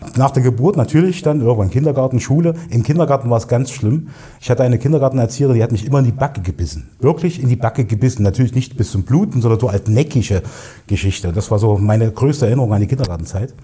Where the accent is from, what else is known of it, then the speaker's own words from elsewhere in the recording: Erfurt, Thuringia, Germany; Hier im schönen Erfurt geboren, äh, in der Landeshauptstadt von Thüringen, im Zentrum von Deutschland fast sozusagen. Und ja, bin auch hier aufgewachsen in Erfurt Nord